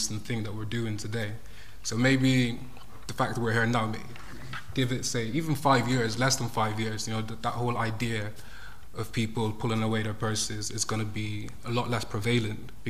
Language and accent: English; Ireland; I grew up in Ireland